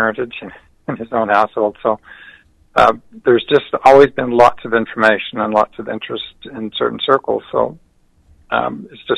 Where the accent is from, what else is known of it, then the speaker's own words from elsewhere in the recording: Utah, United States; I grew up in Utah during the 50s and 60s